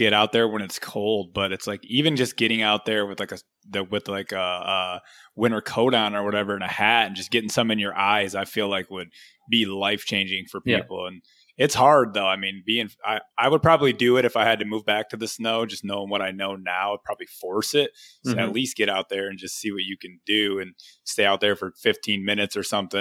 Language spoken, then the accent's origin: English; Michigan, United States; now in Florida, United States; I'm from Michigan